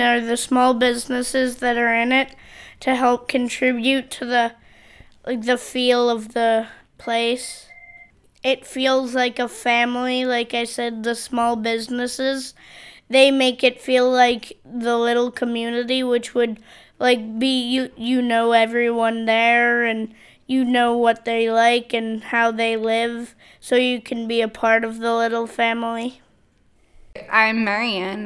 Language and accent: English; Pittsburgh, Pennsylvania, United States; I am from Pittsburgh, Brookline